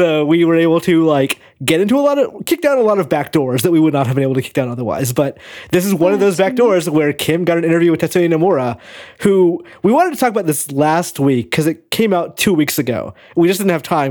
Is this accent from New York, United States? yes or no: no; Tennessee, United States; I'm from Tennessee